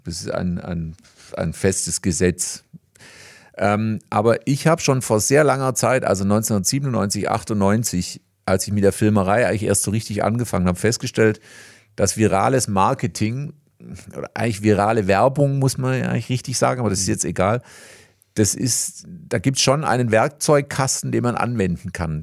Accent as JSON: {"language": "German", "town": "Reutlingen", "region": "Baden-Württemberg", "country": "Germany", "tie": "born or raised there", "accent": "Swabian", "said": "hier in Reutlingen"}